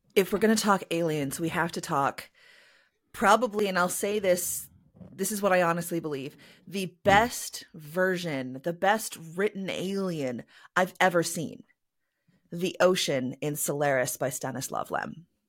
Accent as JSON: {"language": "English", "country": "Canada", "said": "I am a Canadian cyberpunk and myth punk author"}